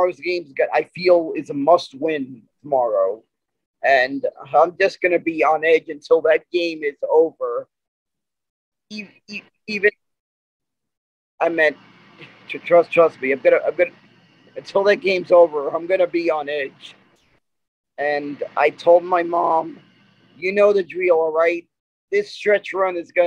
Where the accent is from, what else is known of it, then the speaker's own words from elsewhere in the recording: New York, United States; I'm really from New York